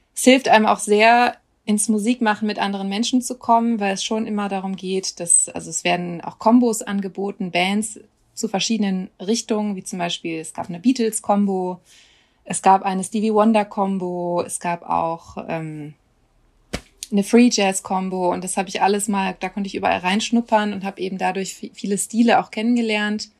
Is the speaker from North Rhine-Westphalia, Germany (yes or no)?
yes; Düsseldorf, North Rhine-Westphalia, Germany; moved away; also born or lived in Cologne / Osnabrück; mit Düsseldorf verbinde ich schon Heimat, also vor allem Urdenbach, wo ich herkomme